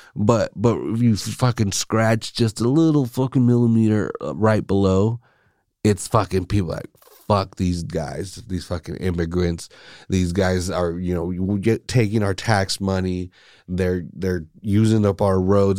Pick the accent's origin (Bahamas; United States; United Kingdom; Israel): United States; now in Salinas, United States; I'm Mexican American